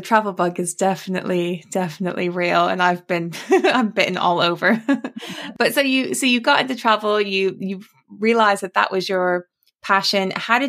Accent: Maui, Hawaii, United States; I grew up on Maui. Most of my family lived in Washington State.

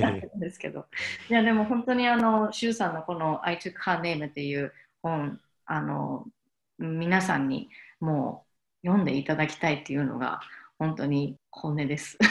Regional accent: Ehime, Japan; 私の実家は愛媛にあるんですけど、で、愛媛のすごく田舎のところで

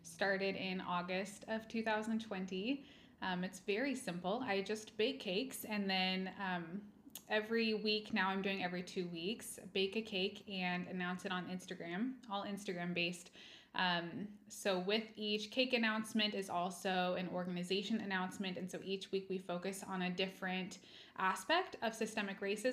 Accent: Kent, Washington, United States; also born or lived in Walla Walla, Washington / Denmark; I'm just from this area. I was raised pretty much in Kent in South King County

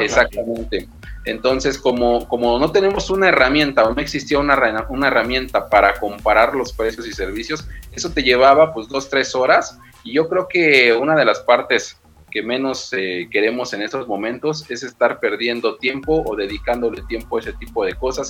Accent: Mexico City, Mexico; yo soy de aquí de Ciudad de México

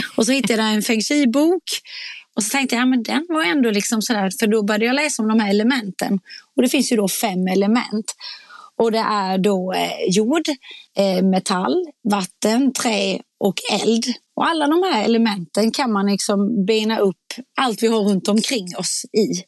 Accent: Småland, Sweden; accent: småländska; min småländska

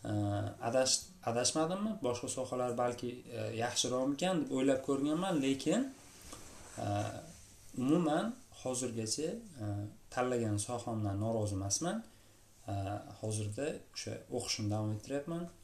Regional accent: Bukhara Region, Uzbekistan; moved away as an adult; also born or lived in Tashkent, Uzbekistan; now in Latvia; chet elga o'qishga kelishimgacha bo'lgan vaqt davomida deyarli toshkentda e, buxorodan kelib

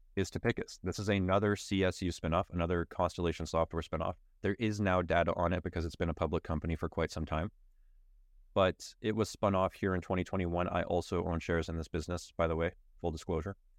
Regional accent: Canada; as a Canadian

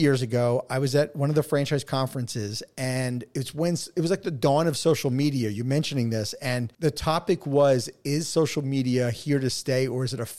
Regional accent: New York, United States; accent: New York; You know, my New York accent over the last 25 years has kind of dissipated, but once I get back talking to a New Yorker and we get like, you know, we get the passion going, that's it.

